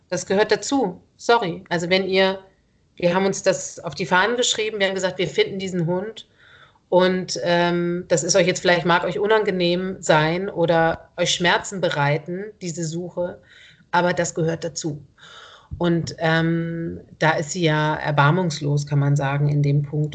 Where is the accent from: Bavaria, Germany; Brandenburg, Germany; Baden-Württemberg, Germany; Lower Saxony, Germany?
Baden-Württemberg, Germany; Ulm; now in Berlin, Germany; ich komme aus Ulm